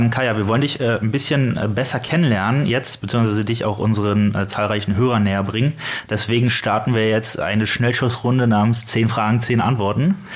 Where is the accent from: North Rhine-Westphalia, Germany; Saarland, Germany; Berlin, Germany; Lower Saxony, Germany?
Berlin, Germany; Ich bin, ich bin auch aus Berlin.